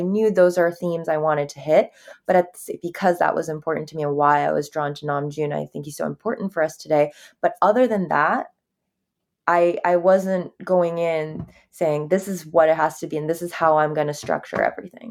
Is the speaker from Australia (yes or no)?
no; Japan; I grew up in Japan